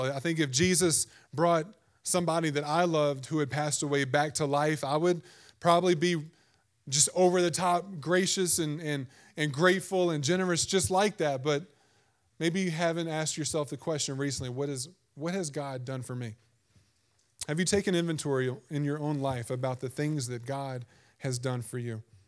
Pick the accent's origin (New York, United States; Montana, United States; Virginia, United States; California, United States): Virginia, United States; growing up in Virginia